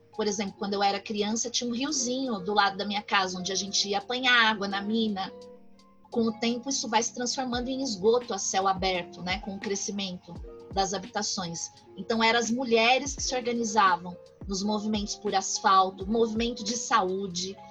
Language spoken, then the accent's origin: Portuguese; São Paulo, Brazil; eu nasci e cresci no bairro de São Mateus, que é no extremo leste da periferia de São Paulo